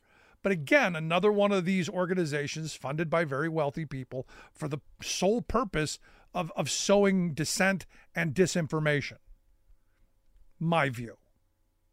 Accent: Cleveland, Ohio, United States; also born or lived in near Harrisburg, Pennsylvania; now in Pennsylvania, United States; when I grew up in Cleveland, you know, we used to ride the RTA

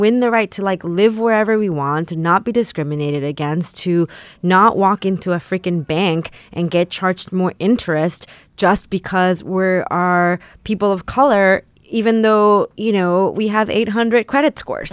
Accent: San Antonio, Texas, United States; also born or lived in Mexico; I grew up in San Antonio, Texas

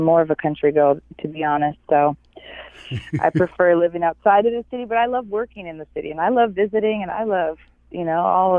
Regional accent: near Rama, central Ontario, Canada; moved away as an adult; also born or lived in Los Angeles, California; now in Ojai, United States; because I'm originally from Canada. I'm from, Ontario, and I was raised right next to a native reservation called Rama. And this is in central Ontario.

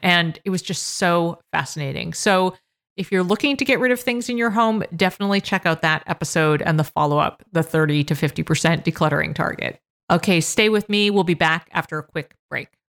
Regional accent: Massachusetts, United States; Massachusetts, my home state

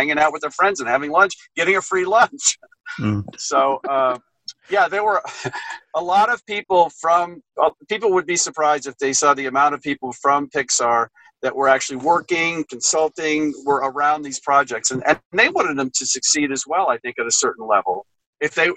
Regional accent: Southern California, United States; I grew up in Southern California, so I've been going there my whole life

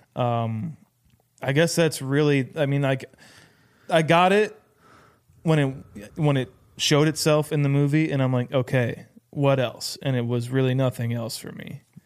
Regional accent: Iowa, United States; we are from Iowa

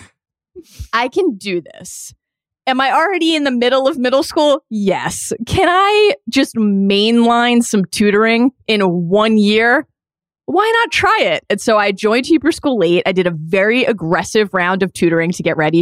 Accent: Reisterstown, Maryland, United States; growing up in Reisterstown, Maryland

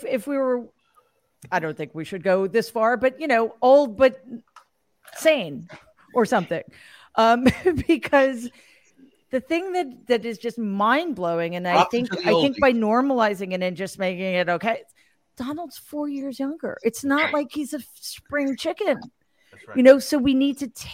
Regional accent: New York City, New York, United States; in my hometown, New York City

